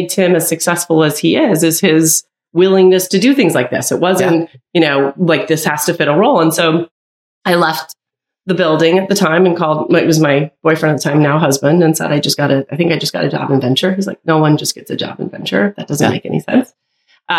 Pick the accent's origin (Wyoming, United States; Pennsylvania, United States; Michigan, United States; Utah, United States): Utah, United States; moved away as an adult; also born or lived in Stanford, California; I'm from Utah. I'm the oldest of six kids. Both my parents grew up on farms